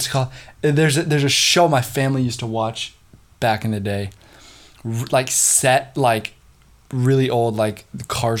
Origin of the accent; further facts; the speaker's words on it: Kandern, Baden-Württemberg, Germany; moved away; Condern, Germany.